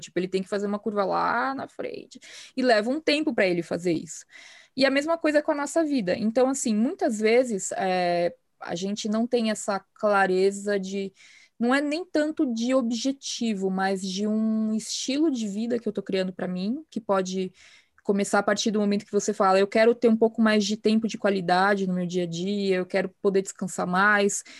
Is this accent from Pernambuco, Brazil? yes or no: no; São Paulo, Brazil; also born or lived in Campinas; Eu moro em São Paulo, sem, sou paulistana por, de, por nascença e por vocação